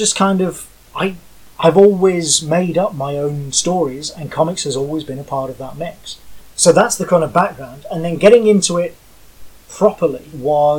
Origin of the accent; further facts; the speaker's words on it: Birmingham, West Midlands, United Kingdom; moved away as an adult; also born or lived in Bath; I grew up in Birmingham